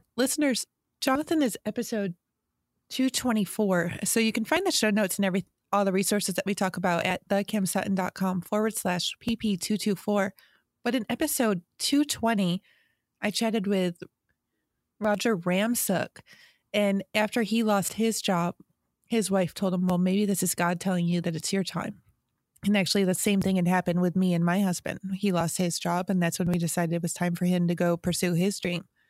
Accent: New York, United States; I'm a New Yorker.

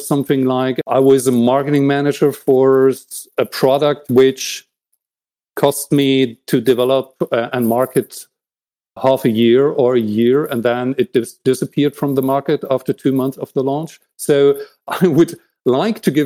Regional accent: East Germany, Germany; I was born in East Germany

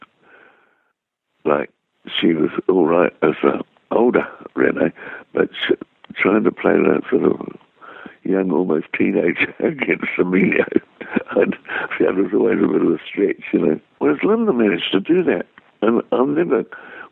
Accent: New Zealand; accent: Kiwi; my Kiwi accent.

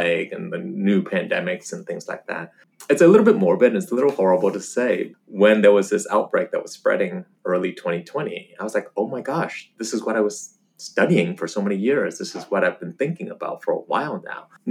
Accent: Northern Virginia, United States; moved away as an adult; also born or lived in Los Angeles; now in Atlanta, United States; being a refugee and growing up in Northern Virginia amongst all the super rich

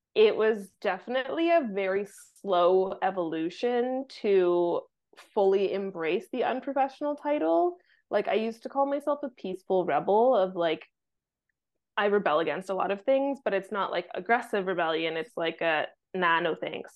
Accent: Vancouver, British Columbia, Canada; moved away as an adult; also born or lived in Mexico / south of France; now in France; growing up in Vancouver

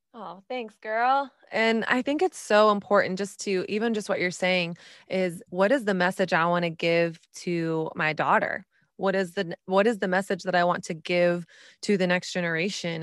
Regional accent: Texas, United States; moved away; also born or lived in New York City

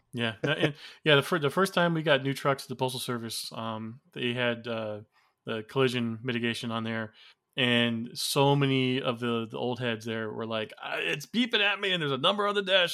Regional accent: Florida, United States; moved away as an adult; also born or lived in Gary, Indiana; I am from Florida

